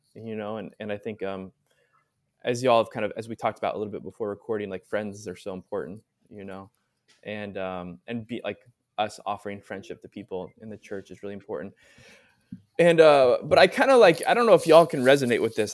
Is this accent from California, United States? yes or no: yes; Southern California, United States; moved away; I'm originally from Southern California, so grew up there